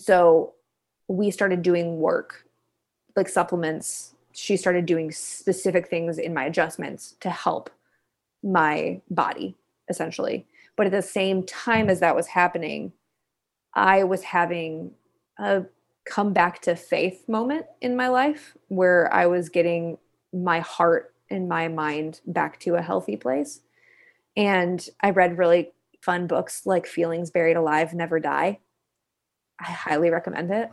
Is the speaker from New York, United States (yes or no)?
no; Kalamazoo, Michigan, United States; I am originally from Kalamazoo, Michigan, a little town in the Midwest.